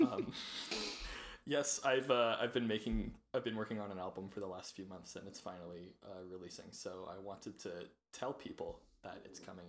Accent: Canada; As a youth from Canada

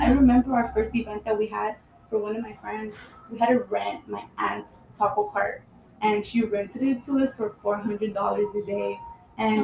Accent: Highland Park, United States; I grew up in Highland Park.

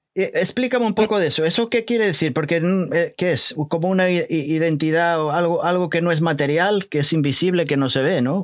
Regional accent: Portugal; now in New Jersey, United States; soy portugués

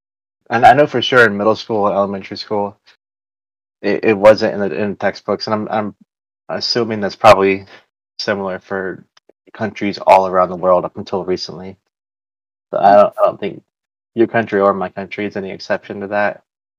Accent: United States; born or raised there

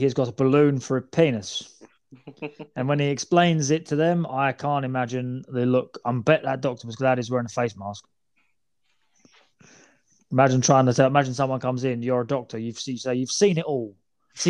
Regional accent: England, United Kingdom; We're English.

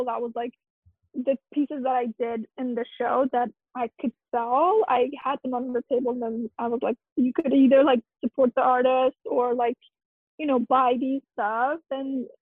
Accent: Iran; moved away; I'm from Iran

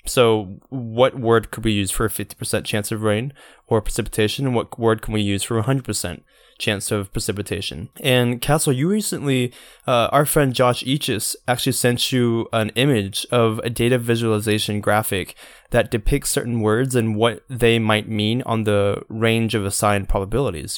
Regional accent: Georgia coast, United States; I'm from the Georgia coast, we get thunderstorms all the time

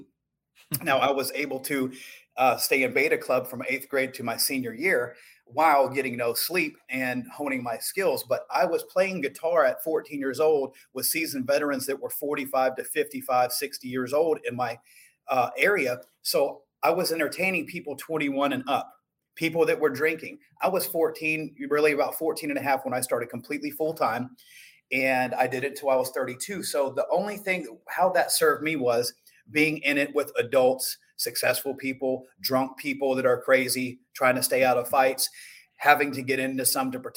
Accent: Shalimar, Florida, United States; I was born and raised in Chalamar, Florida, which is right near Destin, Florida, and Santa Rosa Beach

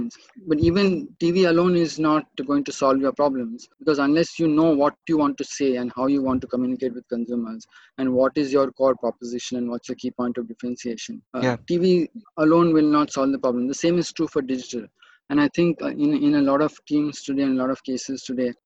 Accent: Mumbai, Maharashtra, India; as I was growing up in Bombay City

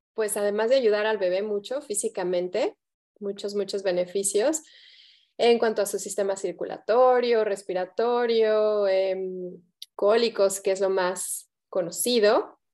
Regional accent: Mexico; moved away; soy, soy mexicana de, nacimiento, de corazón

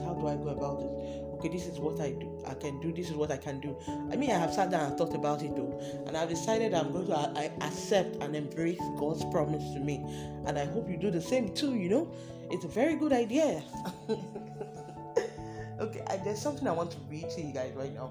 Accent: Delta, Nigeria; I'm from Delta State

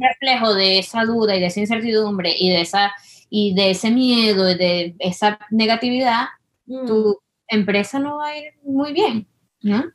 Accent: Venezuela; moved away; las dos somos venezolanas

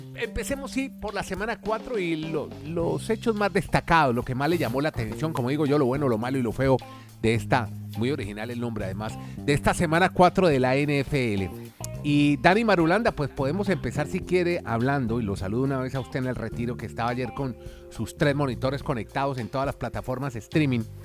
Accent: Colombia; lo hacemos colombianos

